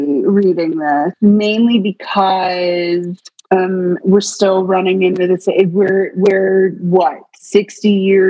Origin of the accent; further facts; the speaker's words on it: New England, United States; I grew up in New England